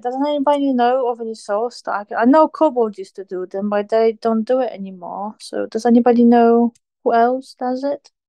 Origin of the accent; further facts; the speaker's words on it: Poland; moved away; I'm originally from Poland